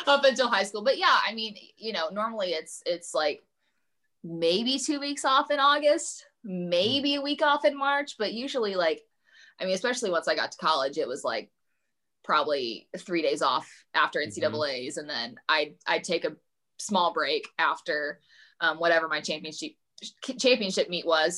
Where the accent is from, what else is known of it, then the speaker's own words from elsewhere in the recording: Evansville, Indiana, United States; commuting to evansville my hometown